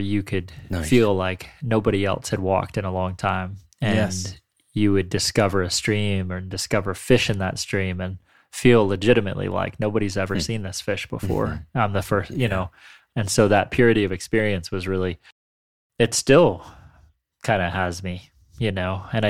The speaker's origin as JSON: {"language": "English", "region": "Northwestern Pennsylvania", "country": "United States", "tie": "born or raised there", "said": "I grew up in northwestern PA, and there's a lot of small stream fishing up there."}